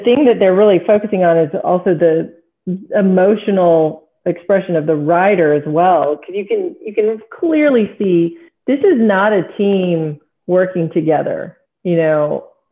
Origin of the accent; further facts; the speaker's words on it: Texas, United States; I'm from Texas, so what all Texans come equipped with as far as horse knowledge, that's what I have